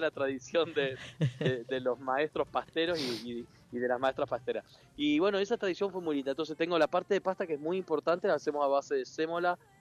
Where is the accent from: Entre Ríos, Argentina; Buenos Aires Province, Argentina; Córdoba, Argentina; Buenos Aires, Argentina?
Entre Ríos, Argentina; moved away; toda la vida, toda la vida en Entre Ríos eh, crecí entre bolsones de harina y, planchas de ravioles